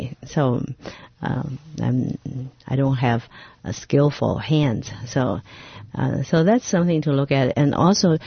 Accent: Taiwan; moved away; growing up in Taiwan.

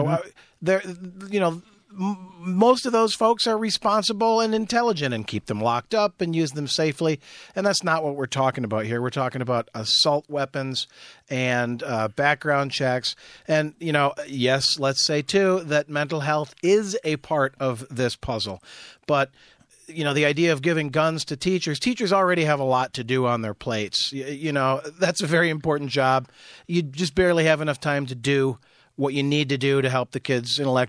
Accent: Jackson, Midwest, United States; I grew up in Jackson, yeah.

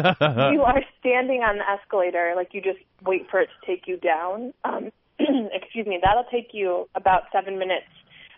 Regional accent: New York, United States; moved away as an adult; also born or lived in Ann Arbor, Michigan; now in Washington D.C., United States; I am from New York, but I have to tell you, I apparently didn't like being in the big city because I totally adapted to what East Coasters would call the small town living of Ann Arbor, Michigan, which I don't think is that small

